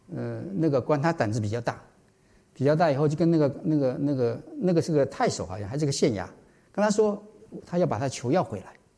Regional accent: Taiwan; moved away; 我是台湾来的，在台湾小时候也是这样子啊，夜不闭户啊

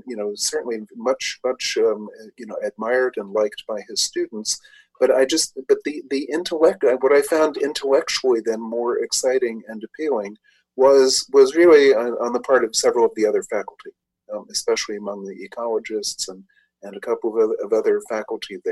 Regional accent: New York City, New York, United States; I grew up in New York City in the Bronx

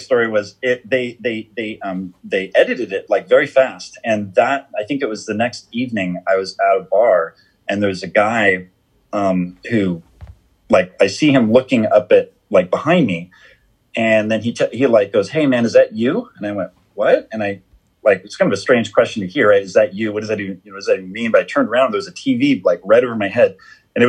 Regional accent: Southern California, United States; I was at least from Southern California

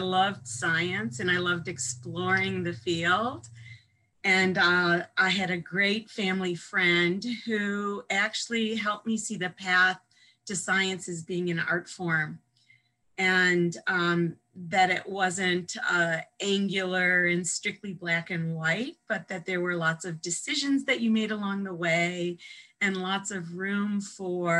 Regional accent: Evanston, Illinois, United States; moved away as an adult; also born or lived in Madison, Wisconsin / California; I grew up in the Midwest outside of Chicago, in Evanston, home of Northwestern University

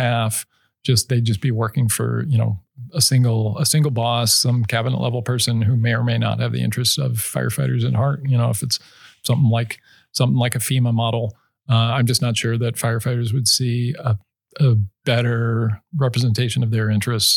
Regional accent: Idaho, United States; I'm from Idaho

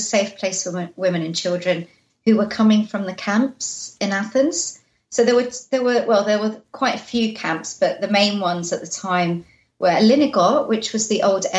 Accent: London, United Kingdom; I was born in London after the war

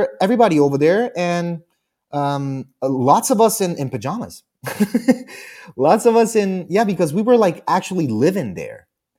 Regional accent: New Jersey, United States; born there; I'm a citizen. I was born in New Jersey.

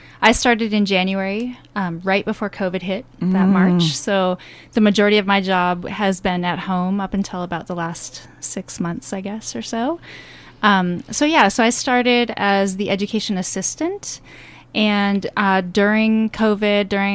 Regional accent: Farmington, Minnesota, United States; moved away as an adult; also born or lived in California; I grew up in Farmington, and I left and when I was 18

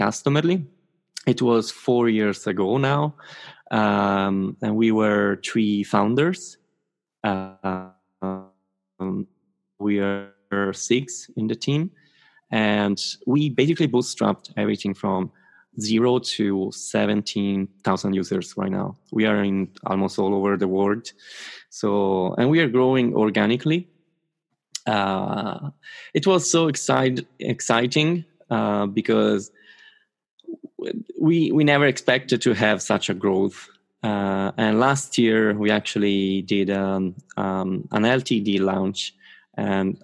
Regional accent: Rome, Lazio, Italy; I'm from Rome

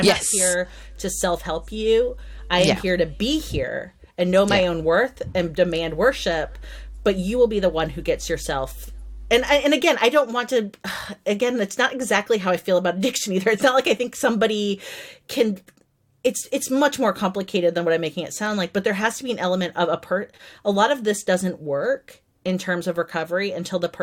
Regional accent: United States; being an American who has a migrant history

